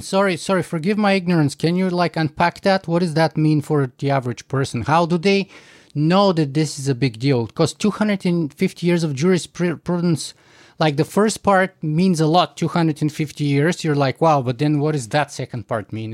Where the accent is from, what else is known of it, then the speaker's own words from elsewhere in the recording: Bulgaria; moved away as an adult; also born or lived in United States / Canada; I grew up in Bulgaria